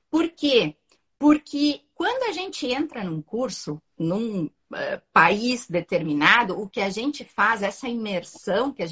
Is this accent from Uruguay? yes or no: yes; Uruguay; moved away as an adult; now in Porto Alegre, Brazil; Mas, enfim, eu sou uruguaia. E eu vim há 23 anos para Porto Alegre, trazendo marcas do Uruguai para uh, trabalhar aqui no Brasil, né?